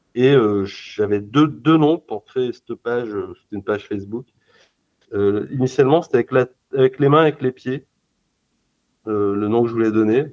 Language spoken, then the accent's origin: French; Lyon, Auvergne-Rhône-Alpes, France; je suis lyonnais